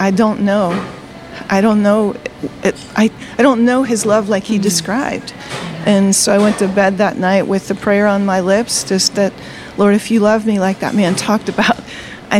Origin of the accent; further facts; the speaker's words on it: Delaware, United States; also born or lived in Virginia; I grew up in Delaware